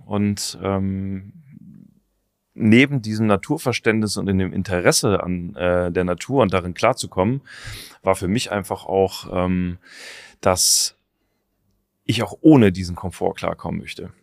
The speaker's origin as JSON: {"language": "German", "area": "Taunus", "region": "Hesse", "country": "Germany", "tie": "born or raised there", "said": "ich bin im Taunus groß geworden, da gab es halt nur Wald."}